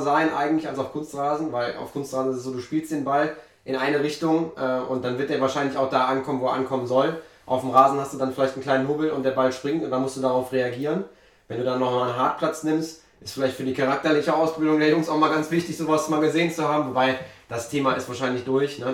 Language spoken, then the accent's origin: German; Mönchengladbach, North Rhine-Westphalia, Germany; bei uns in Gladbach